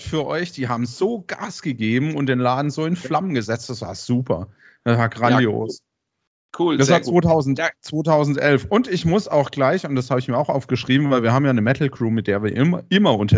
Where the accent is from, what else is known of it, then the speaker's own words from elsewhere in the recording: Karlsruhe, Baden-Württemberg, Germany; weil ich bin ja auch Karlsruher, man hört es vielleicht äh, vom Dialekt ein bisschen.